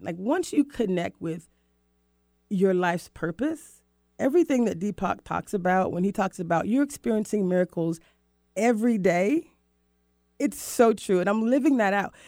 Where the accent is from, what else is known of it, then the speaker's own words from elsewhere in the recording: Florida, United States; now in Seattle, United States; Cocoa Beach, Florida my hometown, I'm in, I'm from Florida